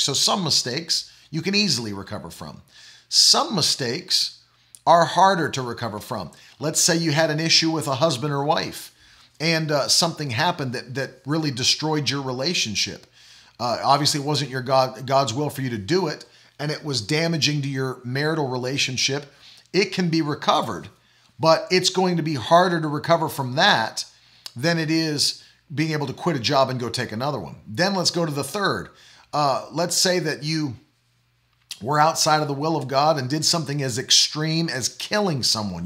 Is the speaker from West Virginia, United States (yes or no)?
yes; West Virginia, United States; also born or lived in Oklahoma; now in Florida, United States; I'm from West Virginia, and I love West Virginia